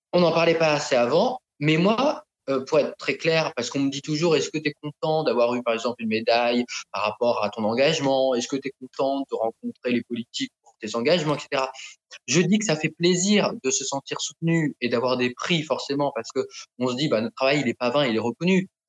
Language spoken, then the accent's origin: French; France; also born or lived in Thailand; now in Paris, France; j'ai été adopté en France euh, quand j'étais petit. Euh, je suis arrivé donc dans ma famille d'adoption qui est en province